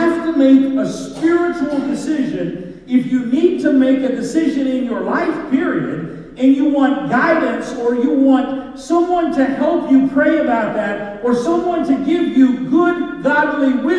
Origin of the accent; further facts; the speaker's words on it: Kentucky, United States; I'm a hillbilly from Kentucky